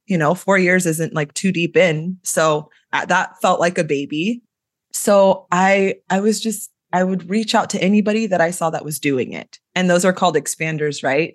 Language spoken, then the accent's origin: English; Sacramento, California, United States; I'm from the Sacramento area in California. Grew up here, was raised here